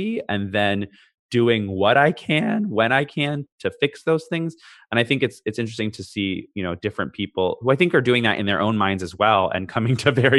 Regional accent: Canada; born there; also born or lived in California, United States; born in Canada, lived in different places, California, wherever.

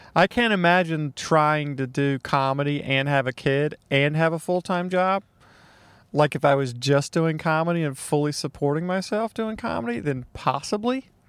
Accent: Mississippi, United States; I grew up in Mississippi

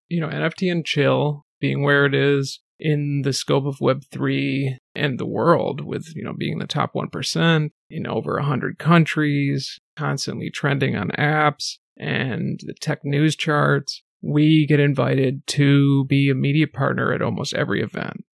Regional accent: New England, United States; I grew up in New England and on the East Coast.

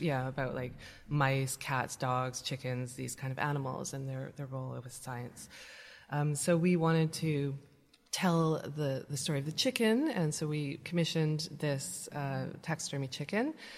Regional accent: British Columbia, Canada; moved away as an adult; now in London, United Kingdom; I grew up in British Columbia, in Canada.

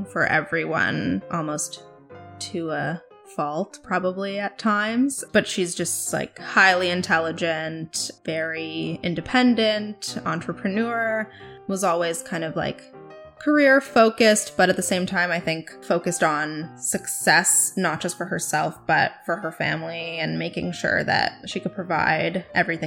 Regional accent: Toronto, Ontario, Canada; first language Russian; also born or lived in Thornhill; I was born pretty much near Bathurst and Steeles, which was a heavily Russian Jewish neighborhood, and then we kind of moved a little bit within like Thornhill, and I went to high school near Dufferin and Finch

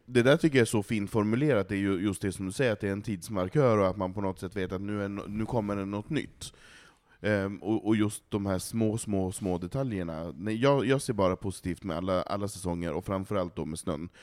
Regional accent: Malå, Västerbotten County, Sweden; moved away; i Malå, i samhället där jag kommer ifrån

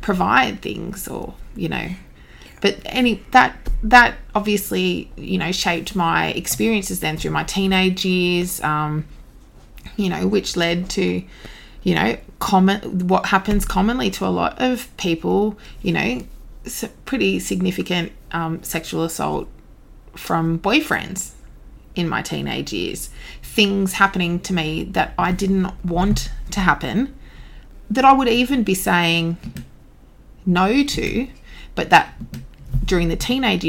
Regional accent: Devonport, Tasmania, Australia; moved away as an adult; eventually got back to my hometown, Devonport, Tasmania

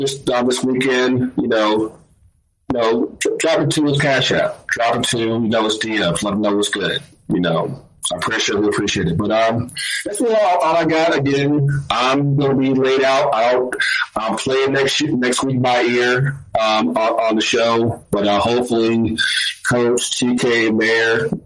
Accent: North Carolina, United States; we're all from North Carolina

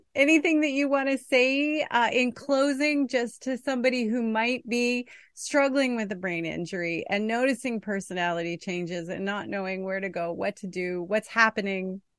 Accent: Canada; I'm a Canadian

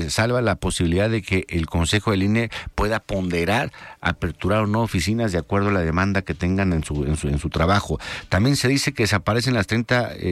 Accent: Jalisco, Mexico; Si seguimos nosotros este, eh, adormilados como mexicanos, como jaliscienses, en solamente decir que los profesionales son los que se dedican a la política

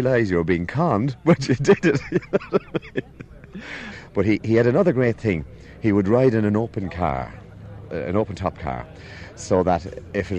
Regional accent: Westport, Connacht, Ireland; I was born in Westport and Mayo

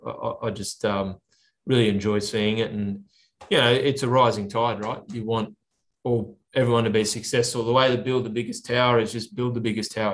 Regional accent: Orange, New South Wales, Australia; now in Sydney, Australia; growing up in Orange, I spent a lot of time out there. Mum and dad, uh, my sisters are still out there.

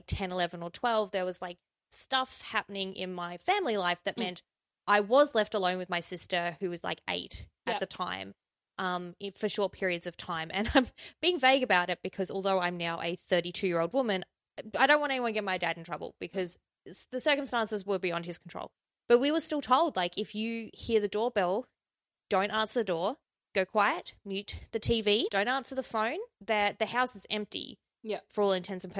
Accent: South Australia, Australia; in my home state, the murder capital of Australia, South Australia

